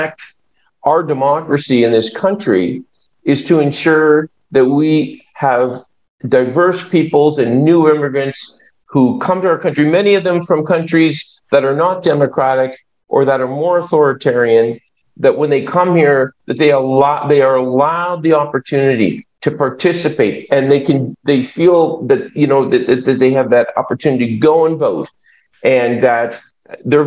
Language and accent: English; Cape Breton, Nova Scotia, Canada; I'm from Cape Breton